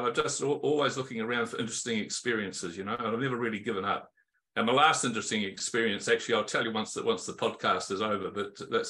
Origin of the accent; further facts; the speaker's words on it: New Zealand; moved away as an adult; also born or lived in United Kingdom / United States / Sweden; I'm a Kiwi. And I've been basically, I left New Zealand, I think in 1970, 71.